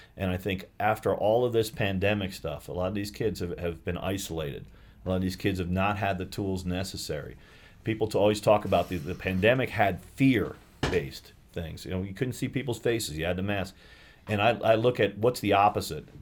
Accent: Albany, New York, United States; moved away; I grew up in Albany, New York.

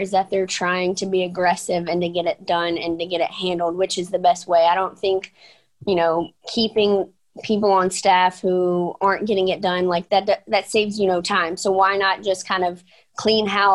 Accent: Bossier City, Louisiana, United States; Bossier City, my hometown

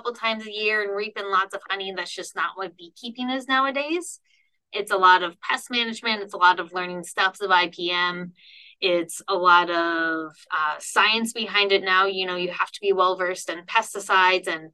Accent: Ohio, United States; moved away as an adult; also born or lived in North Carolina; now in Nebraska, United States; I'm originally from Ohio

